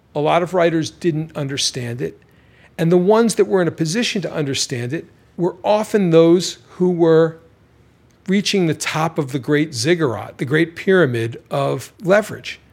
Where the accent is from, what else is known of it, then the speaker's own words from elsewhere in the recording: Baltimore, Maryland, United States; I'm from Baltimore